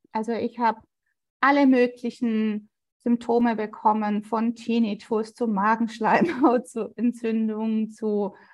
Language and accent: German; Sigmaringen, Baden-Württemberg, Germany; für mich ist es ja die Ecke, wo ich aufgewachsen bin. Und ich fand es total immer schön, auf die Schwäbische Alb zu fahren, weil Sigmaringen ist so ein Nebelloch